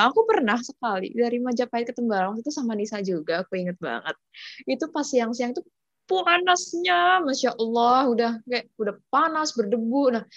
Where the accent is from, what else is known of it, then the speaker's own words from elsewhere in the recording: Jakarta, Indonesia; aku kan asalnya dari Jakarta ini for your information aja sih uh, emang Jakarta itu dari awal emang udah panas gitu maksudnya panas gitu